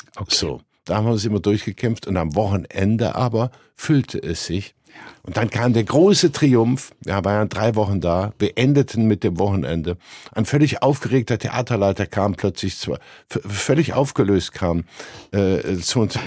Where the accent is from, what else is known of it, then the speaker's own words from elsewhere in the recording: Cologne, North Rhine-Westphalia, Germany; Ich komme ja aus Köln, wie man jetzt hört